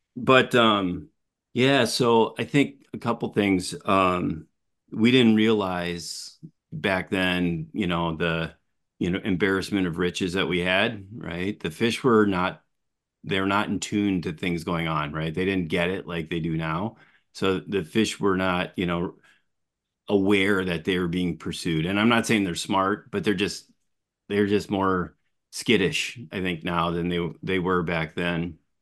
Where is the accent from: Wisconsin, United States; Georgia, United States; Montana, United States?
Wisconsin, United States; Appleton; I was born and raised early years in Appleton